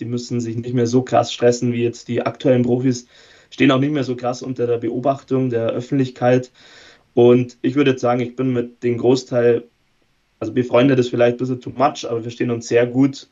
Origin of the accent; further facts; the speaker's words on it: Erding, Bavaria, Germany; also born or lived in Bayreuth; ich komme auch aus der Gegend, also bin nicht Münchner, aber ungefähr die Erdinger Richtung